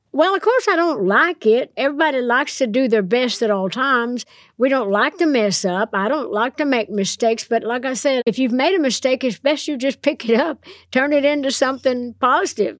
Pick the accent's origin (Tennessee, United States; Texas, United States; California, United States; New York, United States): Tennessee, United States; Nashville; I'm from Nashville. I'm a songwriter.